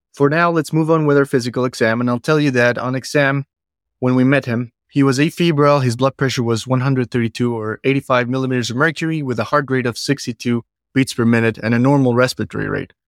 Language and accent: English; Bogota, Colombia; now in Cleveland, United States; I'm originally from Bogota, Colombia